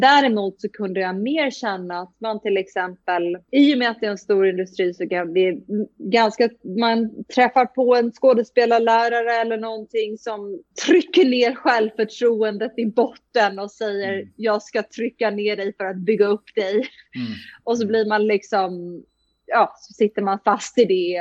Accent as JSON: {"language": "Swedish", "country": "Sweden", "also_born_or_lived": "United States", "moved": "as an adult", "said": "jag kom från Sverige"}